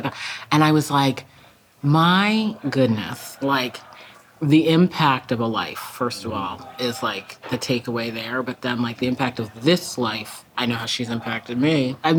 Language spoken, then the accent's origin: English; Massachusetts, United States; It's a section of Massachusetts, Greater Boston, that's like very glad to be closed.